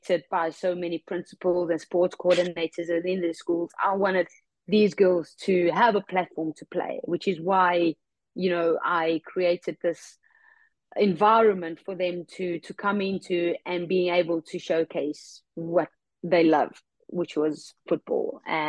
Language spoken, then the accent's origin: English; South Africa; Whether that is retiring in South Africa, that is something that I would like to do in my home country.